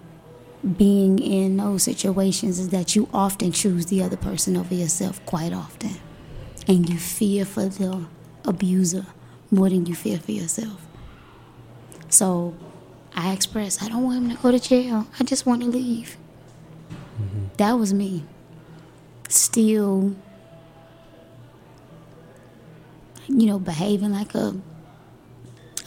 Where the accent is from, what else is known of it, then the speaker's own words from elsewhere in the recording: Miami, Florida, United States; I'm from Miami, Florida, right? Dade County. I've survived the projects of Dade County.